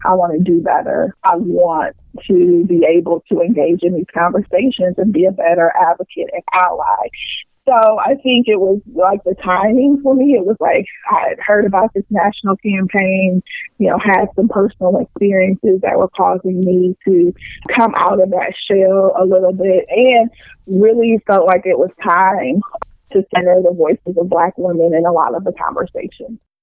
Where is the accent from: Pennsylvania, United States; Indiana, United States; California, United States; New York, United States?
Indiana, United States; Anderson; moved away as an adult; now in Detroit, United States; I grew up in Anderson, Indiana